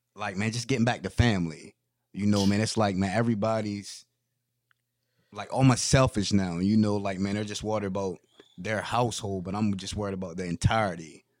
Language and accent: English; Federalsburg, Maryland, United States; I'm from Fedelsburg, Maryland